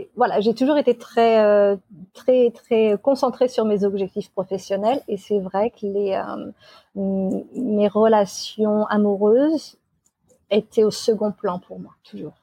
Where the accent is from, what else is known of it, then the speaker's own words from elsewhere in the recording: Amboise, Centre-Val de Loire, France; moved away as an adult; also born or lived in England; now in Australia; je suis de France, originaire d'Amboise, et j'ai 41 ans